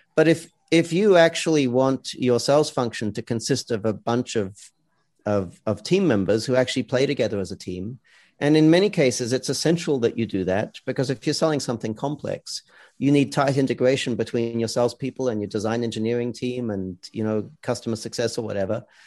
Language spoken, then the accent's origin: English; Australia; now in United States; I come from Australia, where we yeah. have a lot of socialist, you know, employment law.